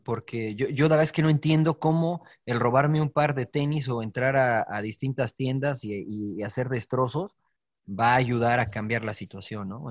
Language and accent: Spanish; Mexico; moved away as an adult; now in United States; Soy mexicano de nacimiento y también quiero mucho a mi país